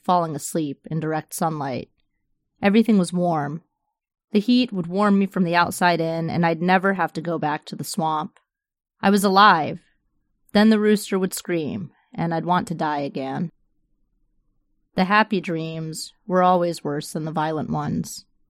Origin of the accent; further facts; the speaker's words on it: the Florida Panhandle, United States; also born or lived in Chula Vista, California / San Diego, California; now in Tampa, United States; I'd been running from Florida all my life since I grew up in the Panhandle.